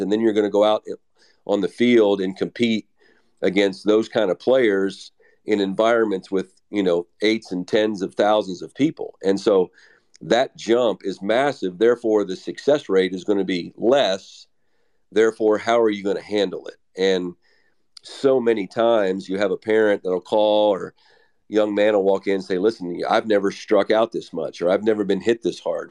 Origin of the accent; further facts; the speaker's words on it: Western Maryland, United States; now in Texas, United States; I'm from Western Maryland